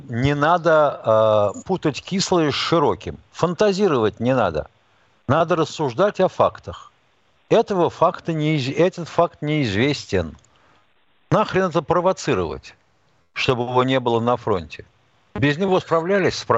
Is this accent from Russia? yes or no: yes; Moscow, Russia; Вот я москвич, у меня